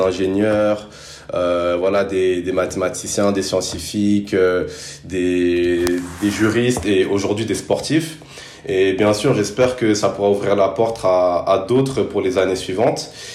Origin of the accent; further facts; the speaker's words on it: Paris, Île-de-France, France; also born or lived in Sarcelles; je suis né à Paris et j'ai toujours vécu en, banlieue parisienne